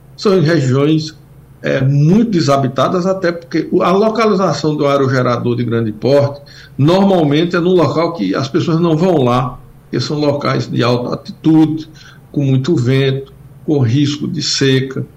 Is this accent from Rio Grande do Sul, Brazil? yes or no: no; sertão of Pernambuco, Brazil; eu sou do sertão de Pernambuco, conheço bem a Caatinga